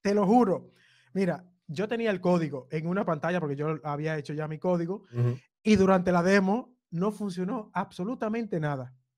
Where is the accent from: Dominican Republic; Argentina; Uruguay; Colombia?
Dominican Republic; Cibao; now in Barcelona, Spain; mis padres son del, sur, los dos, pero yo nací en el Cibao.